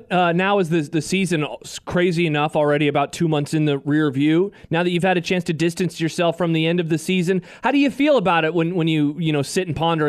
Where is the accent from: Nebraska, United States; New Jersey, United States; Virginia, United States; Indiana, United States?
Nebraska, United States; Omaha; I am an Omaha City boy.